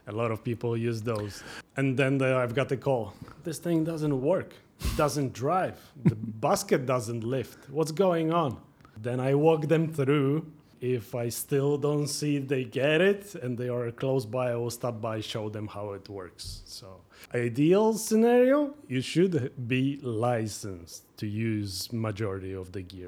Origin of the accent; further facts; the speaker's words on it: Poland; moved away as an adult; also born or lived in Norway; now in Toronto, Canada; I was born in Poland, but I had my business running mainly in Norway